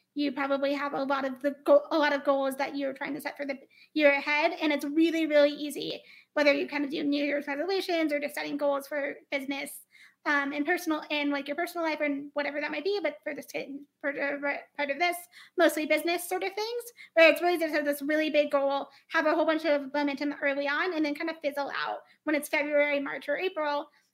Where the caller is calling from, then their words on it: Denver, Colorado, United States; I am calling from Denver, Colorado